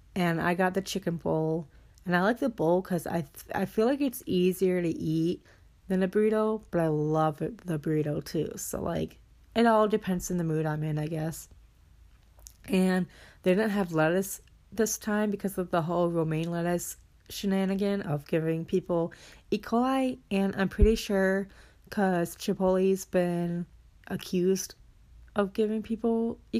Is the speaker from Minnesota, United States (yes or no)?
yes; Minnesota, United States; moved away as an adult; I'm at my hometown right now. So, just chilling. I'm at my house that I grew up